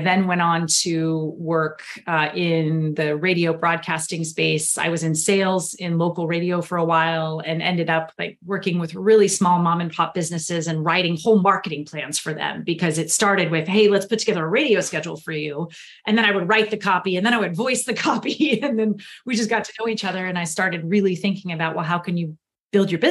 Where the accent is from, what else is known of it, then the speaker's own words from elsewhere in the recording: Houston, Texas, United States; I grew up in Houston, Texas. That's where I was born and raised